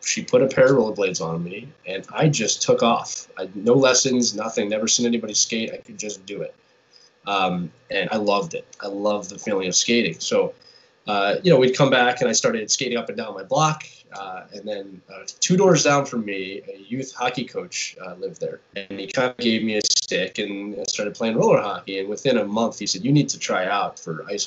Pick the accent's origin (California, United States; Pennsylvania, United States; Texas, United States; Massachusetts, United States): Pennsylvania, United States; Philadelphia; also born or lived in England; that's just the time I grew up in, and I'm from Philadelphia